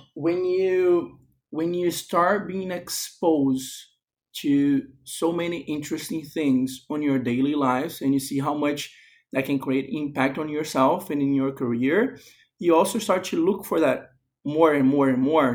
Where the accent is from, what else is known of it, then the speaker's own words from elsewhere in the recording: Brazil; moved away as an adult; I was born and raised in Brazil, while my father's family comes from Spain